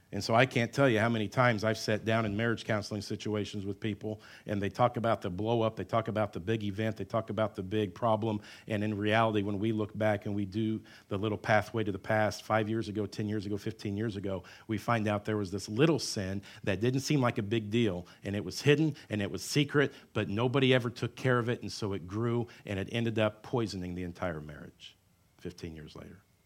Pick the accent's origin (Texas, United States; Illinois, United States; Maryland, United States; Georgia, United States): Illinois, United States; Southern; I grew up in Southern Illinois